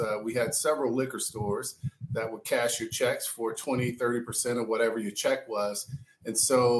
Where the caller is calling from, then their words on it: Dallas, Texas, United States; Dallas, Texas.